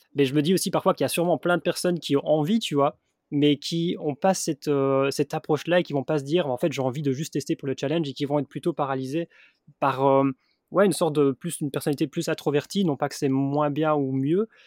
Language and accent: French; Belgium; moved away; je suis belge